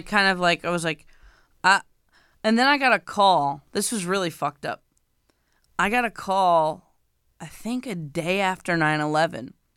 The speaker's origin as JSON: {"language": "English", "region": "New York", "country": "United States", "said": "I'm from New York"}